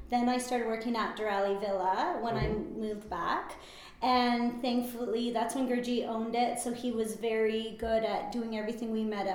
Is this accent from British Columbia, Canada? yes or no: yes; Vernon, British Columbia, Canada; also born or lived in Pittsburgh; I'm born and raised in Vernon.